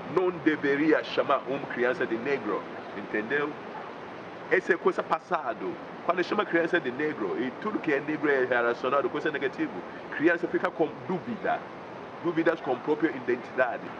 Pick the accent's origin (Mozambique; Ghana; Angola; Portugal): Ghana; moved away as an adult; now in Brazil; Eu sou africano de Ghana e eu moro no Brasil trinta anos